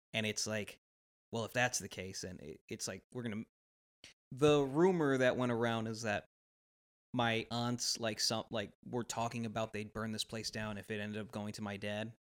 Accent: Los Angeles, California, United States; we're from Los Angeles, my family moved there.

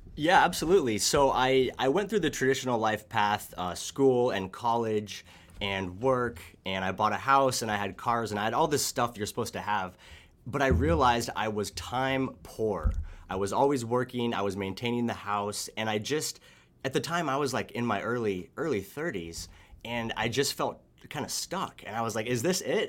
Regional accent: Oregon, United States; growing up in Oregon, I really enjoyed the outdoors and nature

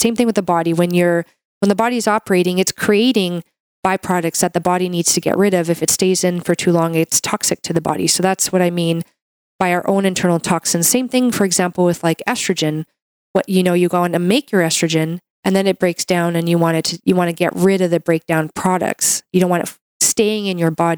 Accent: Canada; I'm a Canadian medical doctor

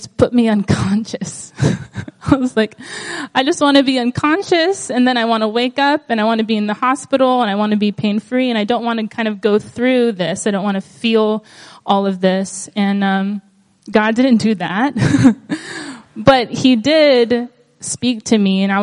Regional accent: Guam; moved away as an adult; now in Portland, United States; I was born and raised here on Guam.

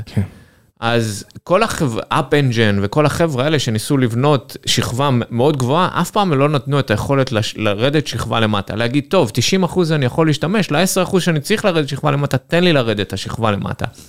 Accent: Ashdod, Southern District, Israel; moved away as an adult; גדלתי באשדוד.

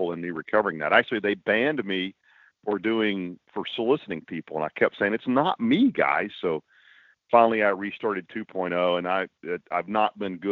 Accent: Little Rock, Arkansas, United States; I grew up in Little Rock, Arkansas

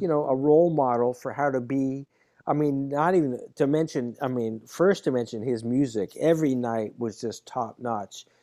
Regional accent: California, United States; moved away; also born or lived in New York / Boston; Palo Alto Jazz, which was right where I grew up in California

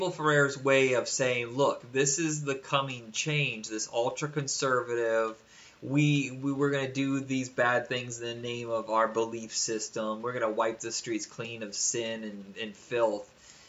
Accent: Indiana, United States; I grew up in Indiana.

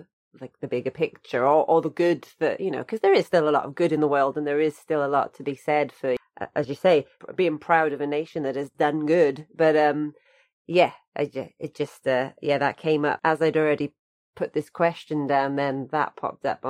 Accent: Wales, United Kingdom; I'm not English, I'm Welsh

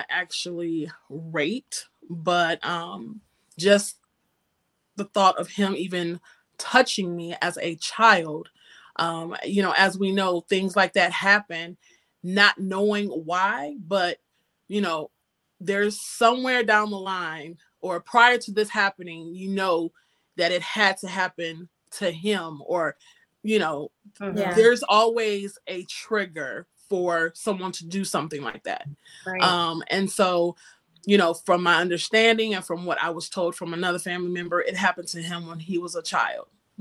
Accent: Northeast Ohio, United States; moved away as an adult; now in North Carolina, United States; I am from Northeast Ohio, the cold area. And I have been here in North Carolina for, it'll be 8 years

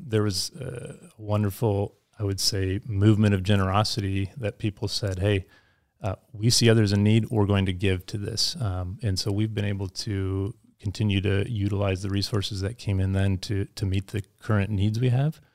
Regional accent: Holland, Michigan, United States; moved away; also born or lived in Colorado; I grew up in Michigan. Um, in the west side of Michigan

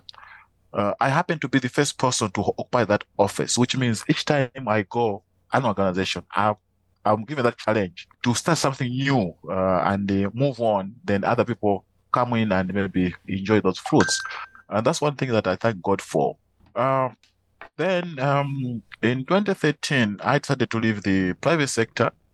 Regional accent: Malawi; I am from Malawi

